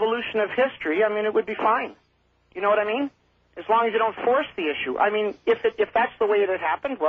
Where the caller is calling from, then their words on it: Sudbury, Ontario, Canada; I'm calling from Sudbury, Ontario, 300 miles north of Toronto.